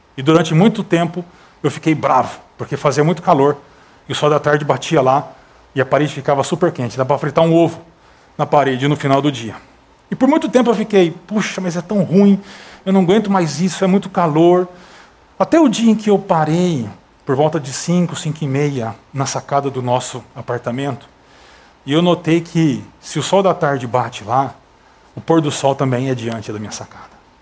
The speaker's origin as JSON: {"language": "Portuguese", "country": "Brazil", "moved": "as an adult", "said": "sou brasileiro"}